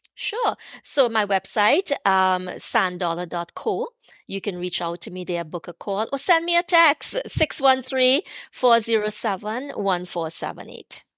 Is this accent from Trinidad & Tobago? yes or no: yes; Trinidad & Tobago; growing up in Trinidad, growing up poor